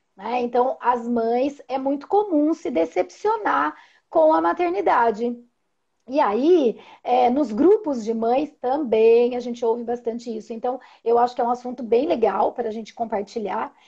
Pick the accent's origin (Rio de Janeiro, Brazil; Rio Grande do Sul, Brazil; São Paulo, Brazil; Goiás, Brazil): São Paulo, Brazil; Indaiatuba; sou de Indaiatuba, sou psicóloga perinatal e parental, é, faço atendimentos aqui em consultório